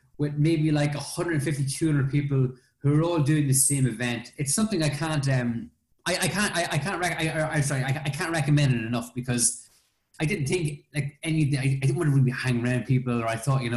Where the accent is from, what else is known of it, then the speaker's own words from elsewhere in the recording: Ireland; me being Irish